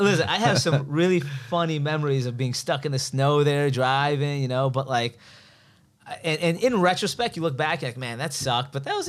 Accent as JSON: {"language": "English", "town": "Skokie", "region": "Illinois", "country": "United States", "tie": "born or raised there", "moved": "as an adult", "lives_now": "Los Angeles, United States", "said": "Born and raised Chicago."}